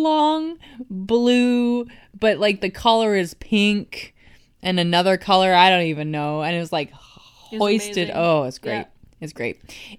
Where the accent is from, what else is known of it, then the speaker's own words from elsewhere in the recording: East Coast, United States; Well, I'm from the East Coast and I say eco.